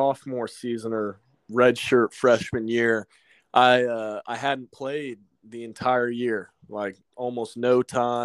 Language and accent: English; Austin, Texas, United States; Born and raised in Austin, Texas